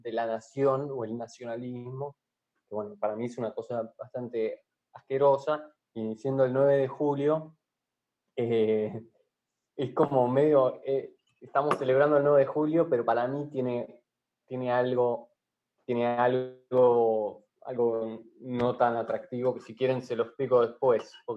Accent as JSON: {"language": "Spanish", "country": "Argentina", "said": "otra cosa que tiene el país nuestro"}